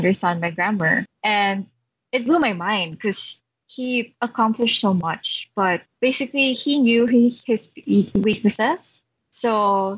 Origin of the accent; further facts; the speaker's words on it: Philippines; I'm from the Philippines, so I'm Filipino Chinese